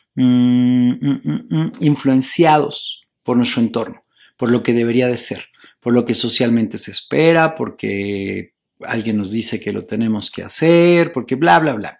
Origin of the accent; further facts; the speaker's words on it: Mexico; en mi país, en México